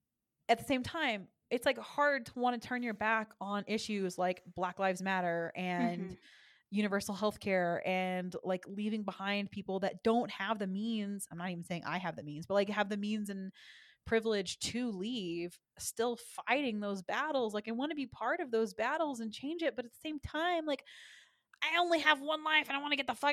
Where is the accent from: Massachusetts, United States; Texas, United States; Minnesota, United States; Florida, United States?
Texas, United States; I'm from Texas